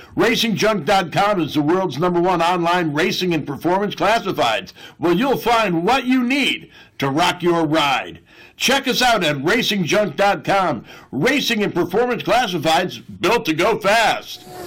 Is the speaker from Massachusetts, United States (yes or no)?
yes; Boston, Massachusetts, United States; moved away; I'm from South Boston I was gonna have family there